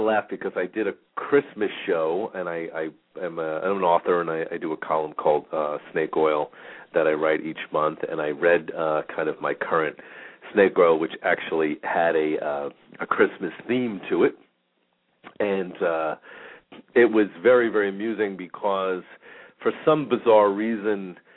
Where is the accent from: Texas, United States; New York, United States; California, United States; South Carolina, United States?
New York, United States; now in Phoenix, United States; I'm from New York